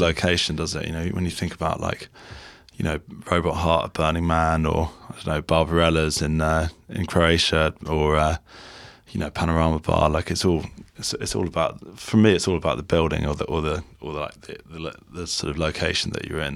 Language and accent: English; Ireland; moved away as an adult; also born or lived in Dublin; now in London, United Kingdom; we're Irish originally and we went to college there